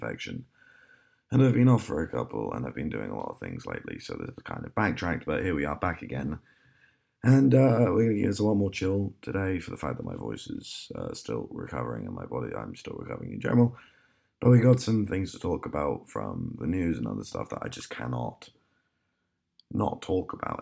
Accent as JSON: {"language": "English", "country": "United Kingdom", "said": "being a British citizen"}